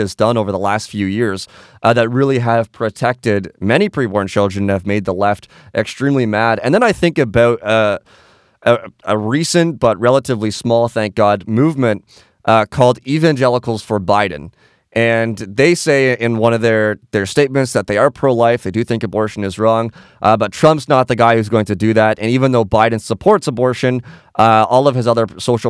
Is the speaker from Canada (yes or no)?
yes; Canada; we're from Canada